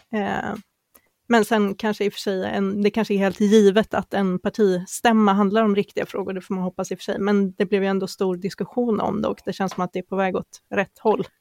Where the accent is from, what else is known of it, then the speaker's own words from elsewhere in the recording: Sweden; som vi svenskar kanske inte riktigt är